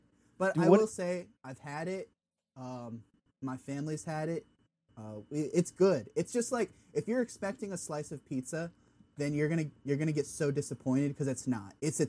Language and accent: English; Massachusetts, United States; moved away as an adult; now in Rhode Island, United States; born and raised in Massachusetts, and I've since moved down south.